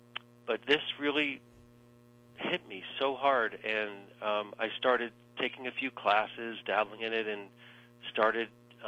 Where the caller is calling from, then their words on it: New York, United States; I am calling from the administrative area in the Timber Frame Education Center at Mountaintop Arboretum.